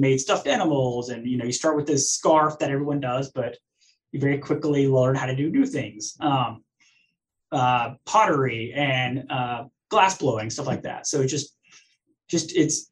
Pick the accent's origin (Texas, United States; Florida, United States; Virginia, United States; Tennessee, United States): Tennessee, United States; East; I'm from East Tennessee